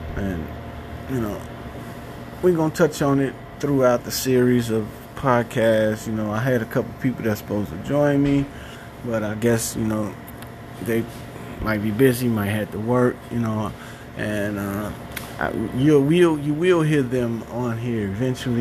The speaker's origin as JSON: {"language": "English", "town": "Chicago", "region": "Illinois", "country": "United States", "moved": "yes", "lives_now": "Madison, United States", "said": "I'm from Chicago. Now reside in Madison, Wisconsin. I'm uh, originally from West Side"}